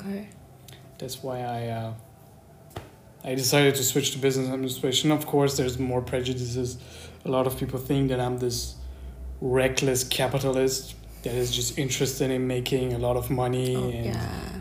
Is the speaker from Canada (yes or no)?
no; Germany; also born or lived in Iran; And the difference is I grew up here